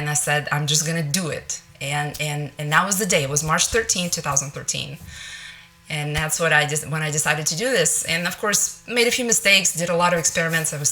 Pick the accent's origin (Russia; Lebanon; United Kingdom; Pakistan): Russia; moved away as an adult; now in Northwest Arkansas, United States; I grew up in Russia where it's meat and potatoes